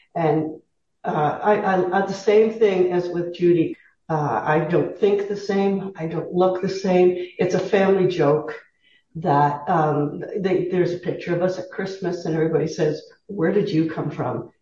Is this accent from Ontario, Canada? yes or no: yes; Southern Ontario, Canada; moved away as an adult; I was raised in Southern Ontario